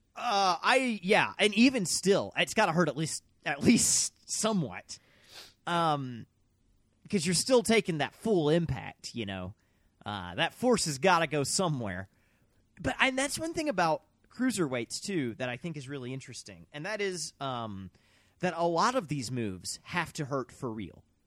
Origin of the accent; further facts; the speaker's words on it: Mississippi, United States; we're from Mississippi